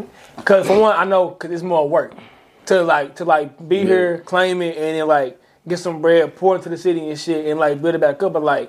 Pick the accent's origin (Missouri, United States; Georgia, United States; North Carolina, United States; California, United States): Missouri, United States; St. Louis; I'm from St. Louis